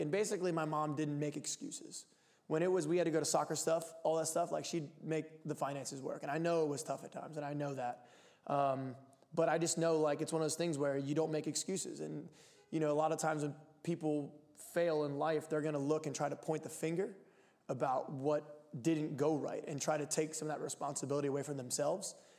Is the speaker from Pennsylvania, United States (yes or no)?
yes; Lancaster, Pennsylvania, United States; now in Portland, United States; I'm from Lancaster, Pennsylvania, the Amish capital of the world.